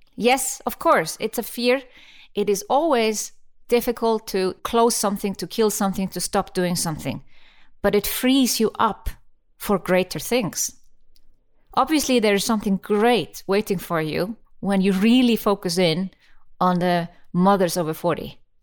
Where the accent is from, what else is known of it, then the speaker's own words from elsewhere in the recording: Iceland; I come from Iceland